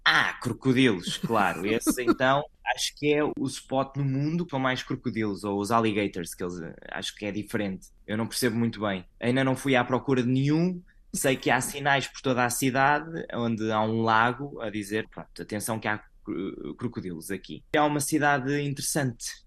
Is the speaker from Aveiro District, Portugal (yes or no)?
yes; Santa Maria da Feira, Aveiro District, Portugal; moved away as an adult; now in Orlando, United States; Eu nasci em Santa Maria da Feira